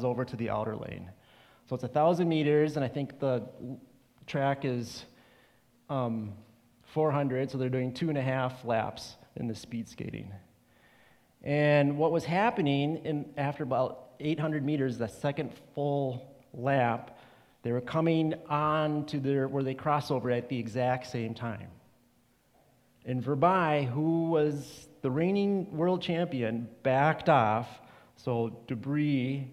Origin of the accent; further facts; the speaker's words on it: Rochester, Minnesota, United States; I'm from Rochester, Minnesota